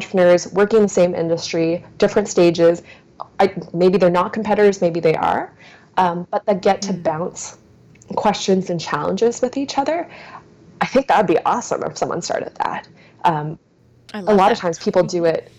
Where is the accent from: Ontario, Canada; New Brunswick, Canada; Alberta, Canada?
New Brunswick, Canada; I grew up in New Brunswick pretty much all of my life